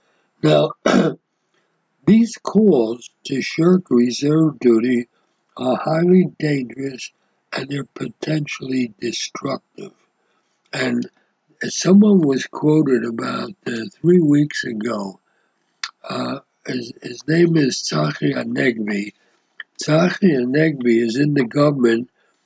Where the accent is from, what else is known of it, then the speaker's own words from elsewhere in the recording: United States; moved away as an adult; now in Israel; I came from the United States, the prime capitalist country in the world. I came in 1969 to live in a socialist country and a socialist economy, but it was a Jewish state, and that's why I came.